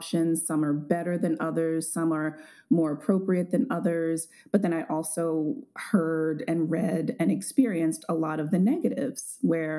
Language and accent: English; Baltimore, Maryland, United States; growing up in Baltimore